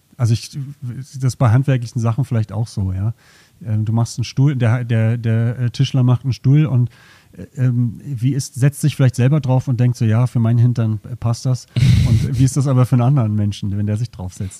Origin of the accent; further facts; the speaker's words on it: Berlin, Germany; moved away as an adult; now in Zürich, Switzerland; ich bin in Berlin aufgewachsen